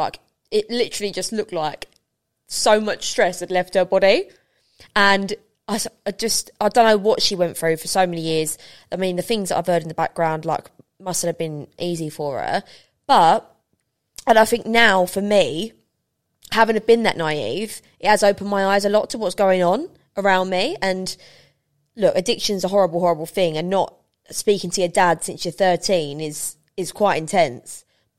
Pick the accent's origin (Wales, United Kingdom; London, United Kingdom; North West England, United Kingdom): London, United Kingdom; I love London. I'm a Londoner. I've always loved London.